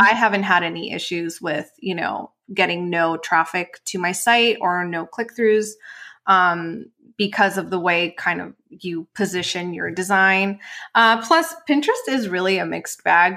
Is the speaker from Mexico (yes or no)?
yes; Mexico; moved away as an adult; also born or lived in Los Angeles; actually born and raised in Mexico.